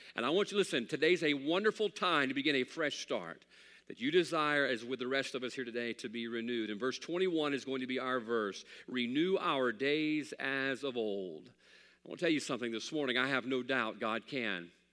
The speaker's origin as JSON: {"language": "English", "country": "United States", "said": "I'm an American"}